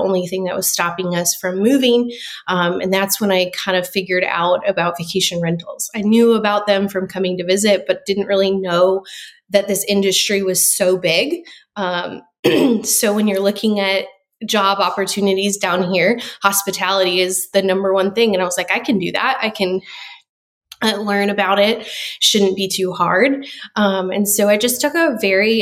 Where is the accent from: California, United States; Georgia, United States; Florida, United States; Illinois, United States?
Illinois, United States; Rockford; moved away as an adult; also born or lived in Chicago, Illinois; now in Gulf Shores, United States; I'm originally from Rockford, Illinois, which is a suburb right outside of Chicago, born and raised there.